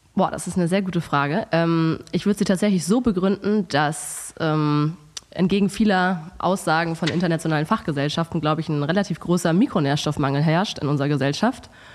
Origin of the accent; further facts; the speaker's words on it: Hamburg, Germany; moved away as an adult; now in Cologne, Germany; ich komme ursprünglich aus Hamburg, aber wohne seit fast neun Jahren in Köln